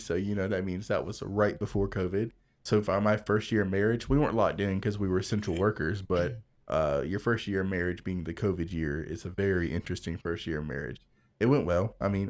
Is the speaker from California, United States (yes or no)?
no; Greenville, South Carolina, United States; born there; I was born in Greenville, South Carolina as a preacher's kid.